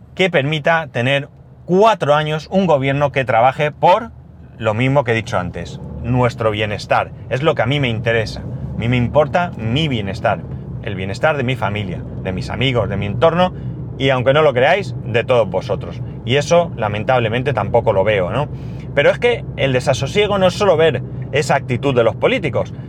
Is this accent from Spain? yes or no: yes; Alicante, Valencian Community, Spain; Alicante, que soy donde soy. Es decir, yo no me siento más alicantino que catalán